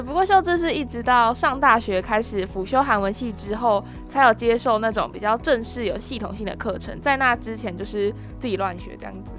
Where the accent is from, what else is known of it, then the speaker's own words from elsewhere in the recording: Taiwan; 身为台湾人的我们，其实是有很大的优势的